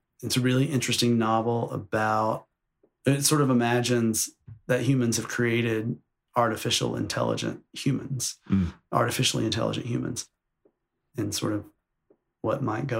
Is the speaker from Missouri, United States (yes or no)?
no; New York, United States; You know, I think of myself as a New Yorker